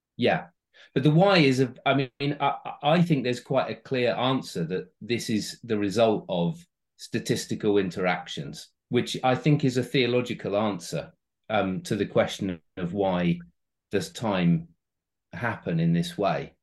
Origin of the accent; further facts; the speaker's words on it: United Kingdom; as a British person when I go to America